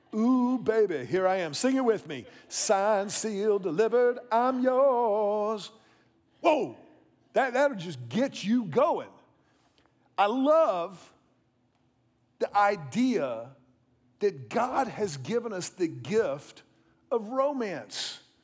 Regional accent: Houston, Texas, United States; I was about sixteen years old. I was growing up in Houston

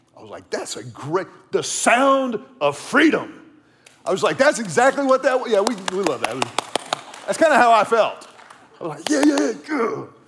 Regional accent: the Texas coast, United States; I grew up around the Texas coast

